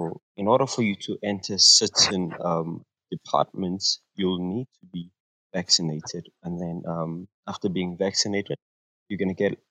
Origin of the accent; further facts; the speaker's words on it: South Africa; I'm actually from South Africa